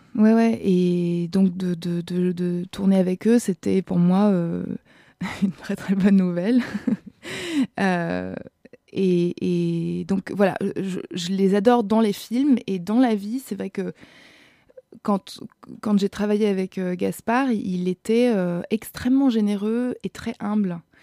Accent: Austria; moved away; je viens d'Autriche et j'ai beaucoup joué là-bas

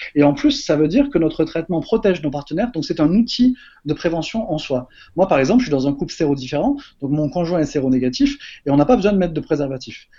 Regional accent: Marseille, Provence-Alpes-Côte d'Azur, France; moved away as an adult; also born or lived in Paris; je viens de Marseille

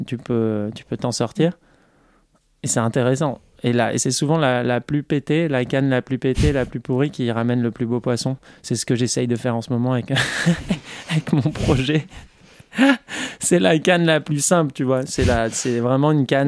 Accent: south-west France, France; J'ai fait un, groupe dans le, dans le sud-ouest de la France, là où je viens, là d'où je viens.

